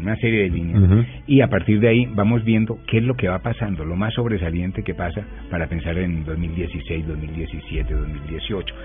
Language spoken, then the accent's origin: Spanish; Bogotá, Colombia; a los bogotanos